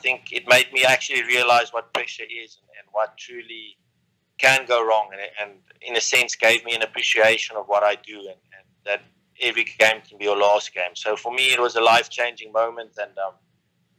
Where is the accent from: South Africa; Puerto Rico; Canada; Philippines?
South Africa; growing up in South Africa, at a young age